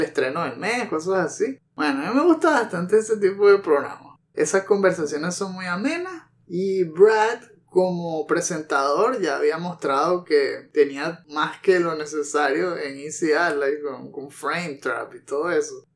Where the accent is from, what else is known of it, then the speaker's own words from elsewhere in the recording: Venezuela; accent: Venezuelan; Si no se han dado cuenta todavía por el acento, pues sí, somos venezolanos